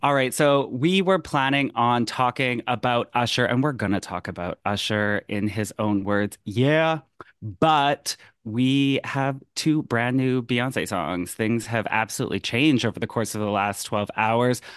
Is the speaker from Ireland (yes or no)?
no; Canada; as the Canadian on the call